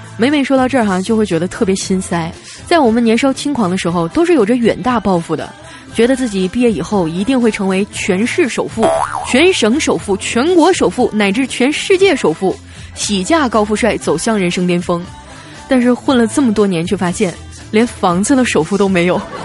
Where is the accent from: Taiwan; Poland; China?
China; Northeast China; moved away; 小黑也是东北人，还有调调我们几个啊，虽然说不是一个省份的，但是也算是半个老乡儿